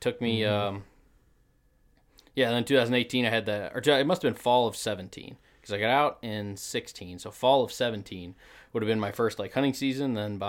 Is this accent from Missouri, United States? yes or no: yes; Missouri, United States; now in Wisconsin, United States; So I did not grow up in Wisconsin. I grew up in the Ozarks of Missouri.